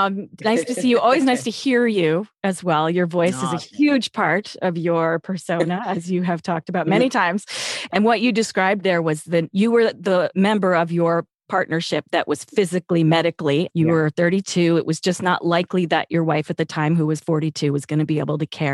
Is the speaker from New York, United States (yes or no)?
yes; New York, United States; I'm from New York, so your accent is sort of like in my memory of my life, but I've never had that accent.